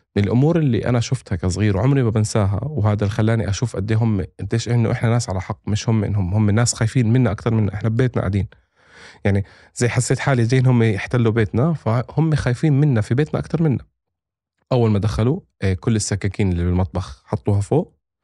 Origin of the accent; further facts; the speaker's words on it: Palestine; also born or lived in Jordan; انا فلسطيني اردني فلسطيني